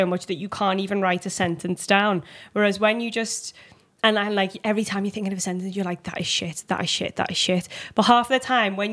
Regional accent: Liverpool, North West England, United Kingdom; accent: Liverpool

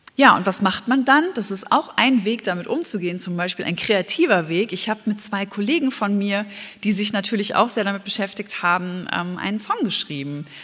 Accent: Germany; bei uns in Deutschland

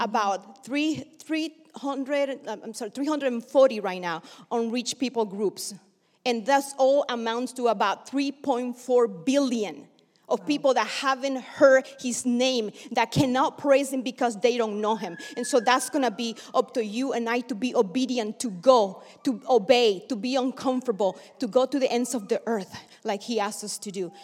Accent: Bluefields, South Caribbean Coast Autonomous Region, Nicaragua; now in United States; I was born in Nicaragua, actually Bluefields in the Atlantic coast of Nicaragua.

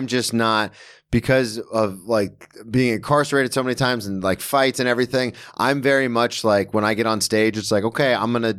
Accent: Florida, United States; Because I'm from Florida and the University of Florida is the most respected public school.

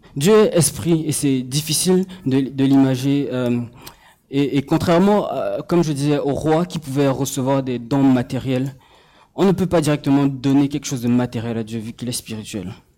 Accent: Cameroon; moved away; j'ai grandi au Cameroun et du coup, euh, euh quand je, rentre au Cameroun

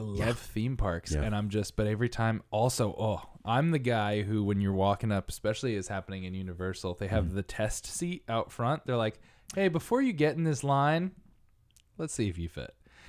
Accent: Connecticut, United States; Because there are ones even at my hometown theme park, hometown, you know, the closest one. It's called Lake Compounce in Connecticut.

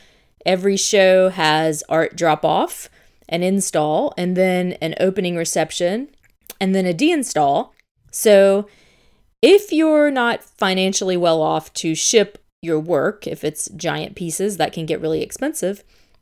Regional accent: Tennessee, United States; Chattanooga is in my home state, and I haven't really visited there since I was a kid

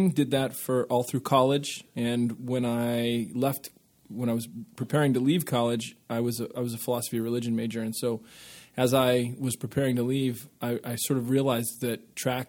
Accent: Colorado, United States; also born or lived in Aurora, Colorado; I was born in Colorado, more years ago than I'd like to share, but we lived in the same house that my parents purchased when they moved from Iowa. And then when I was in fifth grade, they bought another house in Aurora, and we moved.

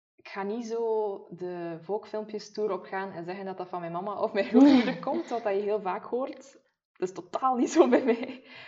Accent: Maldegem, Flanders, Belgium; accent: a little West Flemish; ik ben eigenlijk van Maldegem. Ja. Uh, eh, zit nog in Oost-Vlaanderen, het Meetjesland

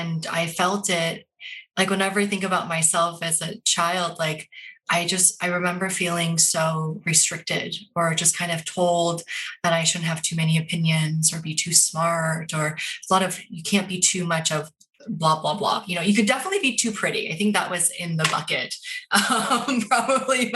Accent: Portland, Oregon, United States; I'm Korean American. I grew up in Portland, Oregon before it was cool, at a time when I couldn't wait to leave.

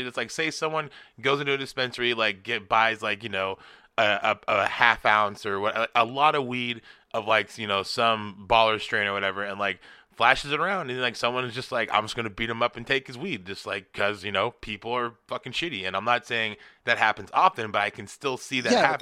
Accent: United States; I'm an American

